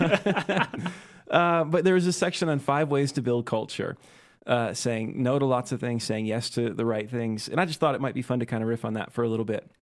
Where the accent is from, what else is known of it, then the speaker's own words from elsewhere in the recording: rural Midwest, United States; moved away as an adult; now in Utah, United States; I'm from the Midwest and, uh, from the rural Midwest